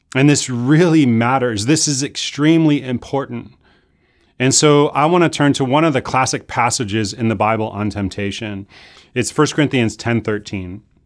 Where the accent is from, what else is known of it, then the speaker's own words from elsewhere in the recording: Chicago, Illinois, United States; moved away; I grew up in Chicago